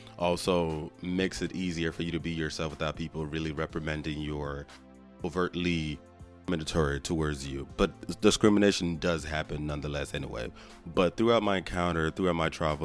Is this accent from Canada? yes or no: no; Nigeria; now in Houston, United States; I was born and raised in Nigeria to Nigerian family members